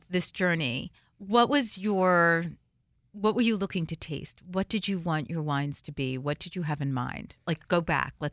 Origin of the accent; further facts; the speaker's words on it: New Jersey, United States; I'm from North Jersey.